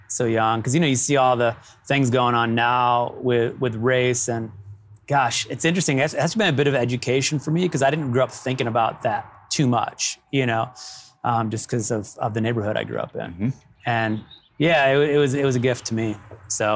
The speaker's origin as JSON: {"language": "English", "town": "Toledo", "region": "Ohio", "country": "United States", "tie": "born or raised there", "said": "I grew up in Ohio"}